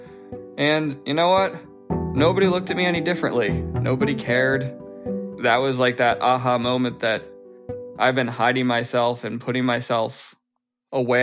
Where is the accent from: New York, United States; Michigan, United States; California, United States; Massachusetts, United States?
Massachusetts, United States; outside of Boston; now in New Jersey, United States; I grew up outside of Boston, and currently I live in New Jersey.